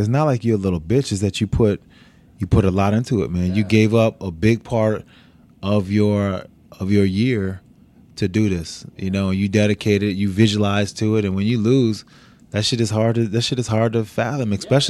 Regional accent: Niagara Falls, New York, United States; I'm from Utica. I'm from Niagara Falls. Niagara Falls, New York, yeah. Not too damn far at all.

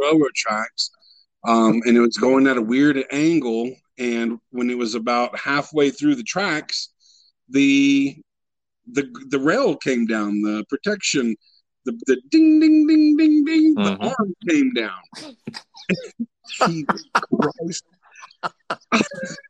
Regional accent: Luling, Texas, United States; my hometown, Luling, Texas, about 45 minutes south of Austin

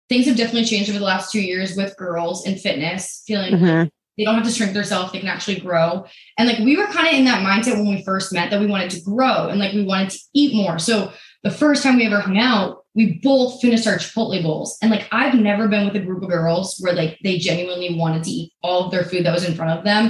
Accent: Boston, Massachusetts, United States; moved away as an adult; now in Texas, United States; I'm from Boston

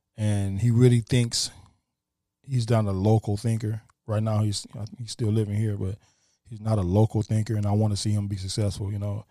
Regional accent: Toledo, Ohio, United States; moved away; Toledo, my hometown

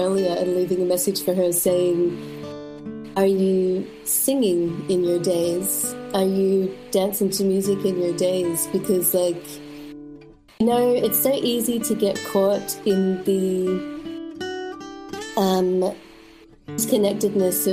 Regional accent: Melbourne, Victoria, Australia; moved away as an adult; now in Berlin, Germany; I grew up in Melbourne, in the outskirts of Melbourne.

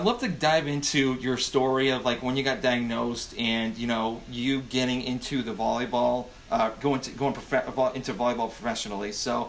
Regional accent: Massachusetts, United States; moved away as an adult; now in Georgia, United States; Yeah, I'm actually a transplant from Georgia. So I'm originally from Massachusetts and we moved down here.

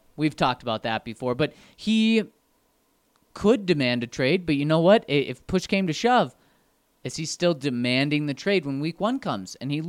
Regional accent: Colorado, United States; I'm from Colorado.

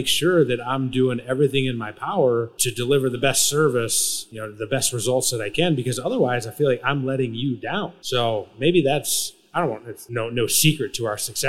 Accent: Michigan, United States; I grew up in the Midwest and I'm actually from Michigan.

